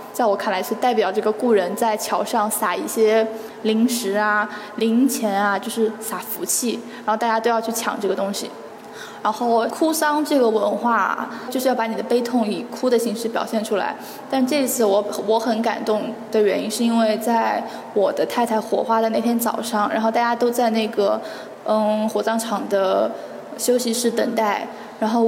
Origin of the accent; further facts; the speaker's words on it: Guangde, Anhui, China; 我来自安徽广德。嗯，广德是这个苏浙皖交界处的这么一个点，然后是安徽省东南部的一个县级市。